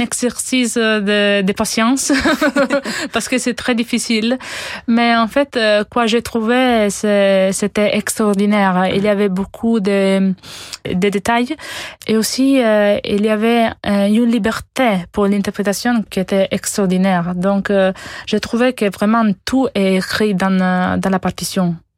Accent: Italy; French is a second language; je suis italienne

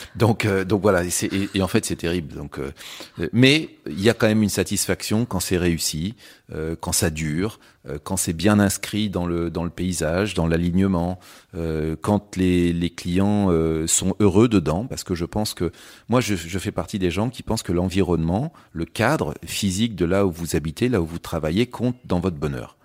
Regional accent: Châtellerault, Nouvelle-Aquitaine, France; moved away as an adult; also born or lived in London; je venais surtout de, de Châtellerault, qui est, la ville euh, voilà où j'ai où j'ai grandi

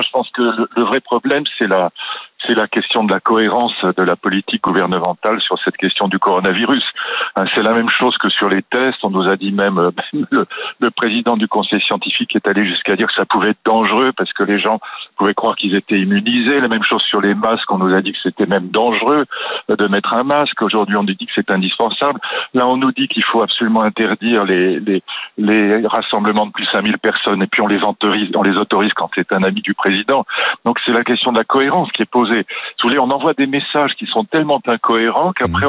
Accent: France

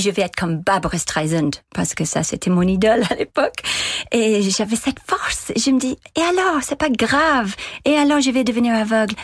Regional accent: Dundalk, Leinster, Ireland; French is a second language; moved away; also born or lived in Dublin; chez moi, à Dundalk

